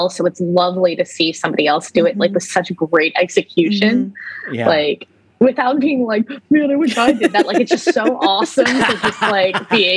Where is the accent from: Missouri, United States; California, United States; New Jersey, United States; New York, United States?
New Jersey, United States; moved away; I grew up in Jersey too